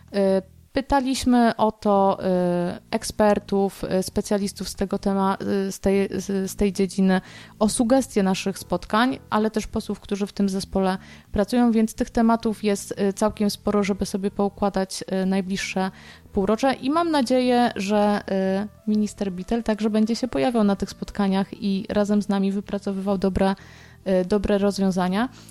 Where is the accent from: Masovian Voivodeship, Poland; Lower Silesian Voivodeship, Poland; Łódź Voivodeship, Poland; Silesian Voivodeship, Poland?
Łódź Voivodeship, Poland; Kutno; mieszkańcy mojego rodzinnego miasta